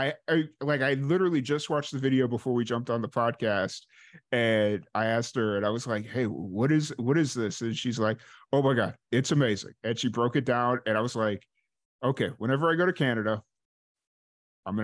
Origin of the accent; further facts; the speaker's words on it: Chicago, Illinois, United States; moved away as an adult; I'm originally from Chicago. That's where I grew up. I lived there for 22 years.